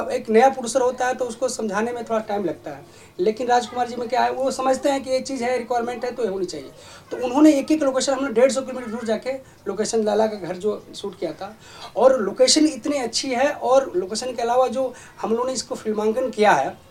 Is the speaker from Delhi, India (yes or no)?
no; Lucknow, Uttar Pradesh, India; मैं भी लखनऊ का रहने वाला हूँ